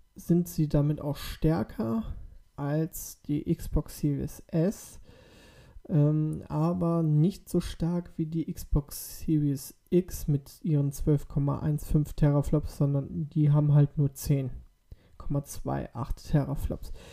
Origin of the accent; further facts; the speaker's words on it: Germany; bei uns in Deutschland